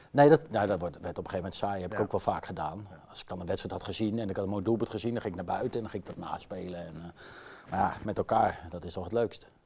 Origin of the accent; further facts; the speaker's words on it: Utrecht, Netherlands; accent: Utrecht; Ja, ik heb nog een beetje mijn Utrechtse tongval.